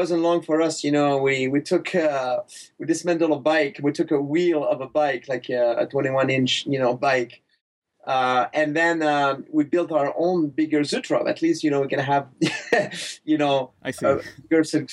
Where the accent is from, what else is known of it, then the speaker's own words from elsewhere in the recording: Quebec, Canada; accent: thick accent; English is a second language; moved away as an adult; also born or lived in Montreal, Canada; I grew up in Quebec, in a small town